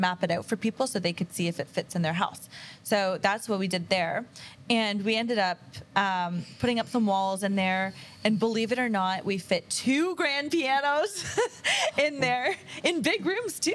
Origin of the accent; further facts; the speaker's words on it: Kingston, Ontario, Canada; moved away as an adult; now in Windsor, Canada; I moved here from Kingston